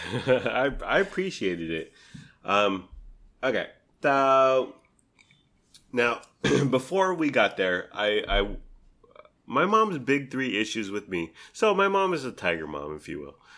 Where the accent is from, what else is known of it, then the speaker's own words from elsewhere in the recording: San Diego, California, United States; moved away; I grew up in San Diego.